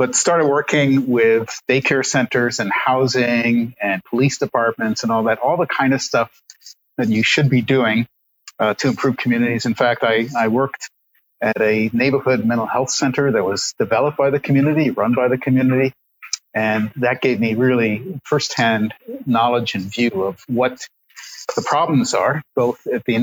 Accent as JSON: {"language": "English", "town": "New York City", "region": "New York", "country": "United States", "tie": "born or raised there", "said": "In the 1970s, I was growing up in New York City"}